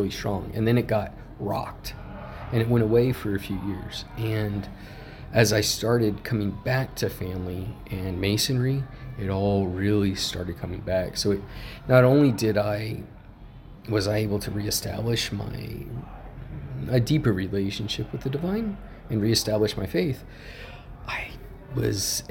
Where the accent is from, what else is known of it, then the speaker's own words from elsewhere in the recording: Yuma, Arizona, United States; moved away as an adult; also born or lived in Sedona; growing up in Yuma